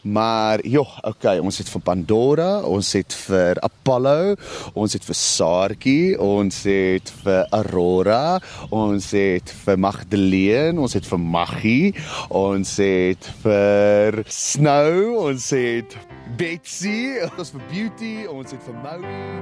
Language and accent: Afrikaans; South Africa